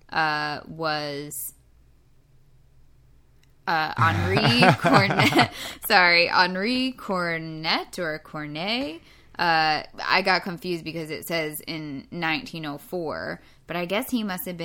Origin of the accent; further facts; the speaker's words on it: United States; we're American